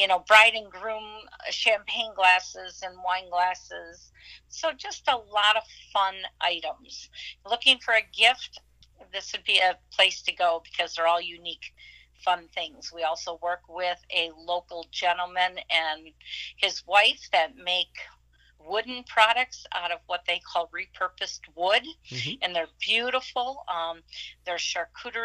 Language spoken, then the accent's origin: English; Racine, Wisconsin, United States; moved away as an adult; now in Stevens Point, United States; we're from Racine, Wisconsin area